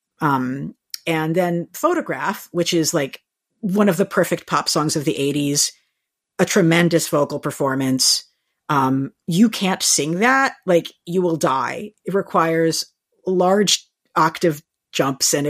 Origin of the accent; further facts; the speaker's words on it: United States; I'm American